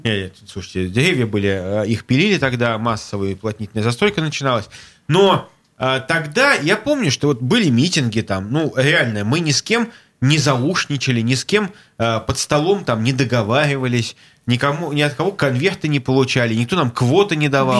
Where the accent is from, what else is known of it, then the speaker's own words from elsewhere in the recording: Saint Petersburg, Russia; Я петербуржец